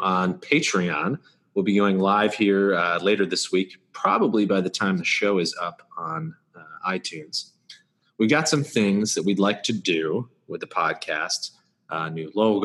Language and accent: English; Red Creek, New York, United States; moved away; Red Creek, New York, which is my hometown